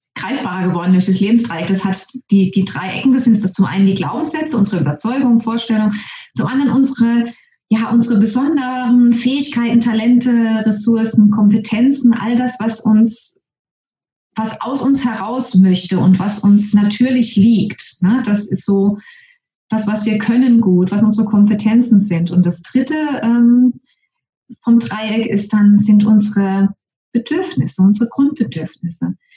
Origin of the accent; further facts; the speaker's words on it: Germany; moved away as an adult; also born or lived in Norway / Trinidad and Tobago; Ich bin nämlich wieder nach Deutschland zurückgezogen, in meinen Heimatort, wo ich auch geboren und aufgewachsen bin